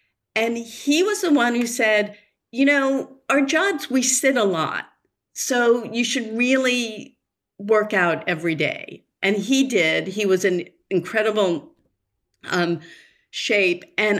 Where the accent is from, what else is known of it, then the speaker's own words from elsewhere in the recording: Newton, Massachusetts, United States; moved away as an adult; also born or lived in Los Angeles; I grew up in Newton.